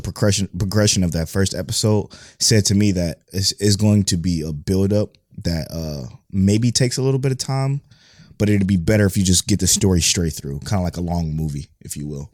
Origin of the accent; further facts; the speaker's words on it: United States; first language English; I speak English. I'm from America. That's the only language I know